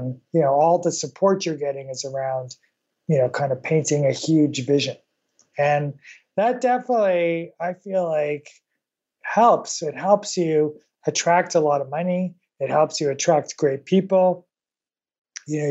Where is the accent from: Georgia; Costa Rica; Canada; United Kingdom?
Canada; I grew up in Canada, which, you know, a little bit like Australia